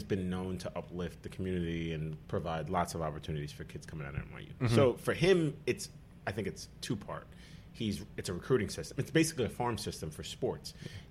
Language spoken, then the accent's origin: English; Staten Island, New York, United States; I had taken Italian in school, growing up in Staten Island.